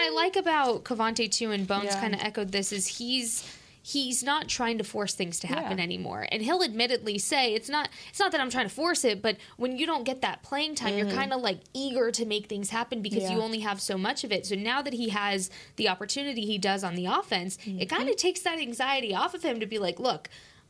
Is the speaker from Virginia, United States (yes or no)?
no; Las Cruces, New Mexico, United States; Las Cruces, New Mexico.